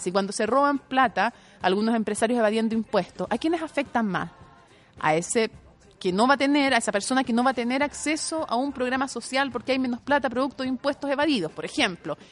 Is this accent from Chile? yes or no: yes; Chile; yo no informo como periodista chilena